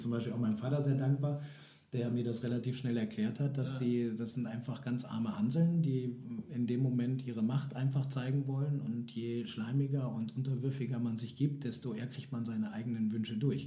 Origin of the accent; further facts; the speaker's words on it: East Frisia, Lower Saxony, Germany; Ostfriesland. Ha, Heimat! Juhu! Keine Berge, alles flach. Wunderschön, äh, nette Menschen, meine Eltern. Ich liebe meine Heimat.